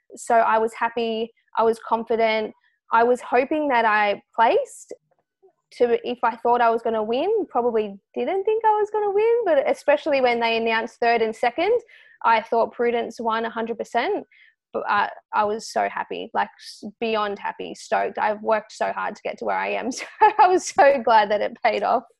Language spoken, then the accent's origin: English; Australia; as an Australian, uh, female